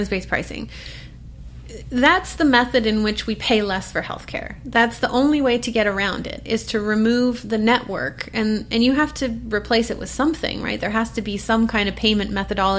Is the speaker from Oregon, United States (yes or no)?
yes; Portland, Oregon, United States; I'm from Portland, Oregon. That's where I live